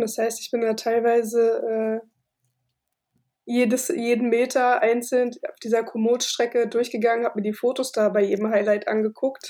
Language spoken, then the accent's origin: German; Berlin, Germany; also born or lived in Cologne; Ich komme aus Berlin